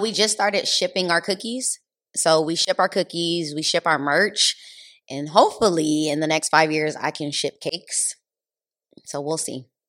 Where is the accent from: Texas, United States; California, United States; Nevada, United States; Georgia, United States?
California, United States; Los Angeles; I grew up in L